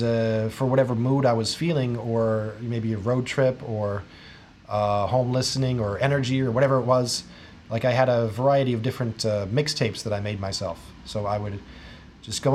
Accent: Jefferson City, Missouri, United States; I started out in one university that was in my hometown, Jefferson City

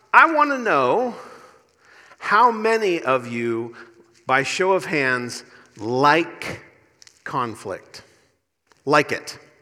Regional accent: Indiana, United States; accent: Indiana; moved away; My Indiana accent

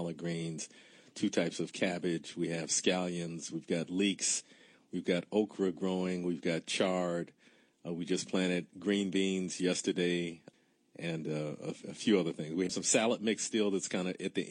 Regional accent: Detroit, Michigan, United States; I'm from the west side of Detroit. In fact, we're sitting in our office right now as we're doing this interview on the northwest side of Detroit, and I grew up about 2 miles from where we're sitting right now

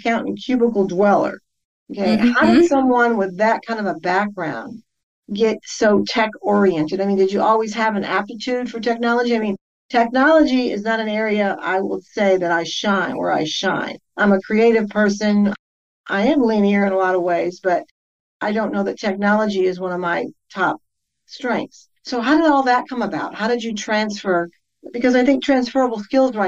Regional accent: Detroit, Michigan, United States; moved away; I'm from the Detroit area

